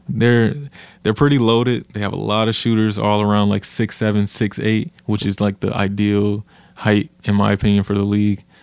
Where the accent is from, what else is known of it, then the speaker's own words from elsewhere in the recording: Flint, Michigan, United States; now in Phoenix, United States; I'm from Flint, Michigan